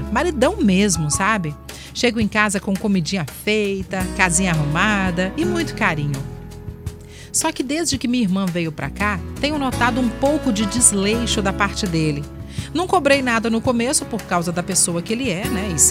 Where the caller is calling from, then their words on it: Nova Almeida, Espírito Santo, Brazil; sou de Nova Almeida e adoro seu programa.